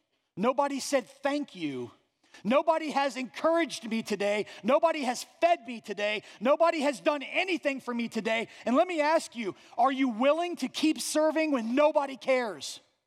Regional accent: Ireland; I'm a guy, right? I'm Irish. I have to act tough.

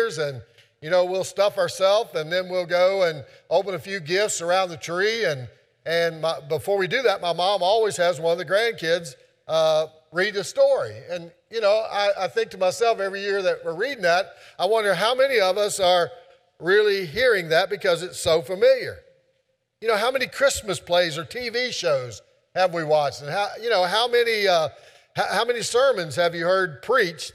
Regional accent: Keezletown, Virginia, United States; I was growing up in Keezeltown

